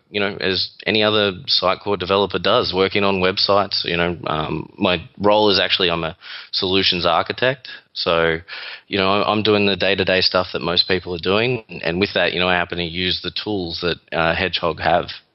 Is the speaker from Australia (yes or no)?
yes; Melbourne, Victoria, Australia; accent: Australian; moved away as an adult; now in New York, United States; This is an Australian accent. Originally from Melbourne, Australia, and moved over here just over 4 years ago.